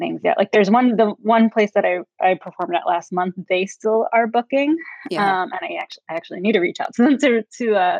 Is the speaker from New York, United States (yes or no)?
yes; New York City, New York, United States; moved away as an adult; also born or lived in Florida; now in California, United States; I'm originally from New York City, born and raised